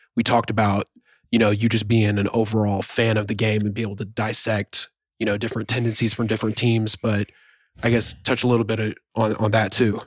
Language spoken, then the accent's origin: English; Norman, Oklahoma, United States; moved away as an adult; also born or lived in Pomona, California; we're obviously from Norman.